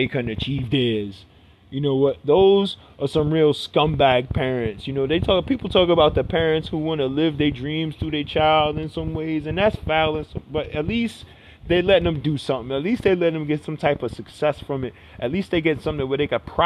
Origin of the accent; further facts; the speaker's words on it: New York City, New York, United States; I grew up in Brooklyn. I grew up in the hood